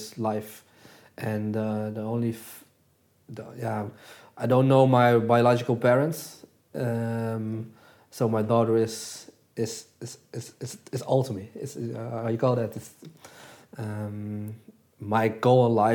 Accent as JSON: {"language": "English", "country": "Netherlands", "tie": "born or raised there", "also_born_or_lived": "Jakarta, Indonesia"}